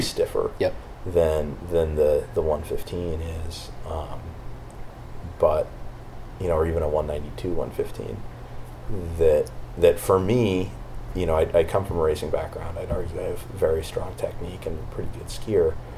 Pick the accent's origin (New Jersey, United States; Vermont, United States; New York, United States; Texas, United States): Vermont, United States; I grew up in Vermont, um, ski racing.